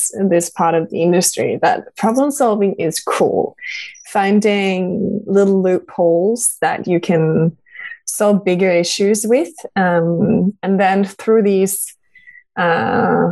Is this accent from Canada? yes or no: no; Norway; also born or lived in Denmark; I grew up in Norway. Like, I am Danish, but I grew up in Norway.